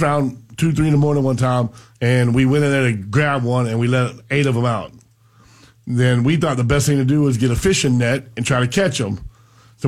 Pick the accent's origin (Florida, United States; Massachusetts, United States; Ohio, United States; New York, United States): Florida, United States; Pahokee; growing up in Pahokee